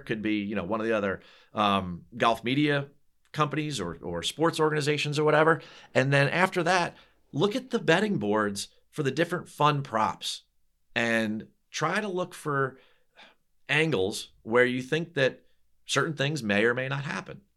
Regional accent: New Jersey, United States; I'm from New Jersey.

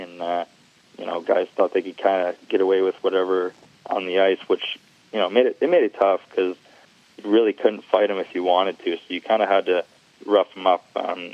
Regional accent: Michigan, United States

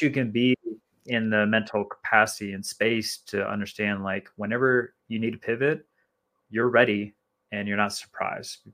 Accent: Minnesota, United States; moved away; growing up in Minnesota

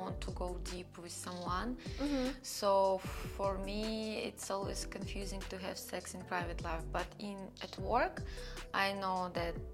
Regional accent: Russia; born or raised there

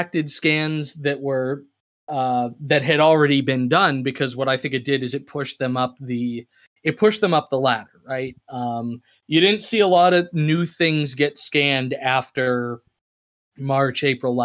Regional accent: Chelmsford, Massachusetts, United States; my hometown of Chelmsford, Massachusetts

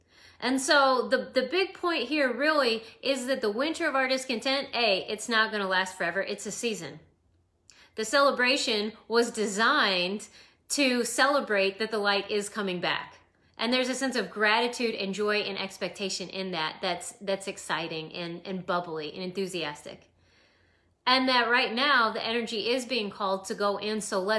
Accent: Idaho, United States; I used to be an Idahoan, and now I'm a Californian.

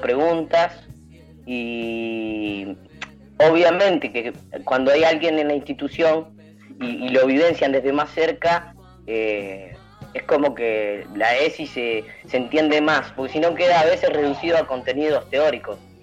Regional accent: Elisa, Santa Fe, Argentina; yo soy de Elisa, Santa Fe

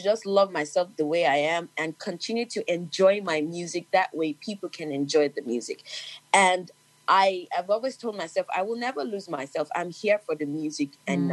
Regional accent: Lagos, Nigeria; I'm the girl from Lagos

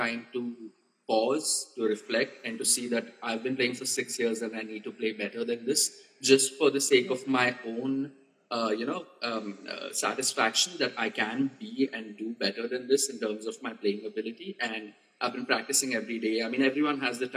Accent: India; also born or lived in Pune; we as the Indian ukulele community

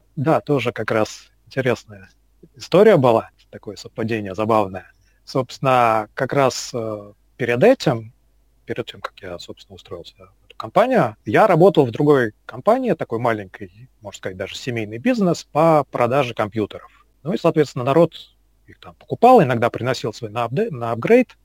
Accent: Moscow, Russia; Родился, вырос в Москве, в принципе, никуда отсюда особо и не уезжал

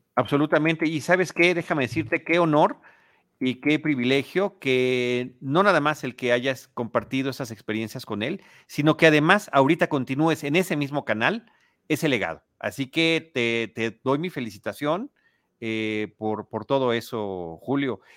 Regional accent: Mexico City, Mexico; also born or lived in Portales Oriente, Mexico City; crecí en Plateros y crecí con toda esa eh, eh, espíritu callejero

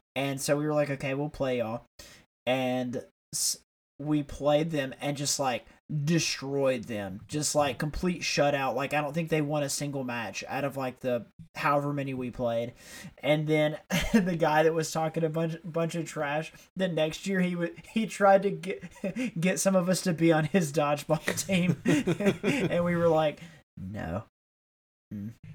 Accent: Tuscaloosa, Alabama, United States; we grew up in Tuscaloosa, which is where the University of Alabama is

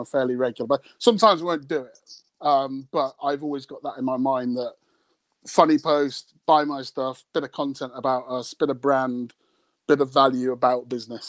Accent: United Kingdom; my British sense of humour

